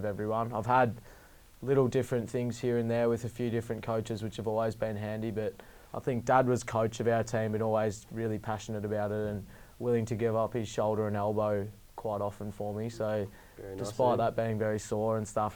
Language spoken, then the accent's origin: English; Melbourne, Victoria, Australia; I grew up in Hampton, which is just a nice suburb in the southeast of Melbourne, and I've lived there all my life